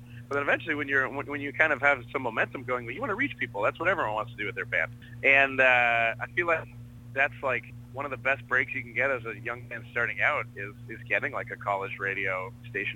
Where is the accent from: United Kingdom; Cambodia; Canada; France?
Canada; being from Canada